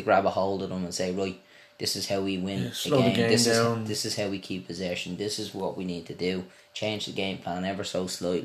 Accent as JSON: {"language": "English", "country": "Ireland", "said": "an Irish fan of Chelsea"}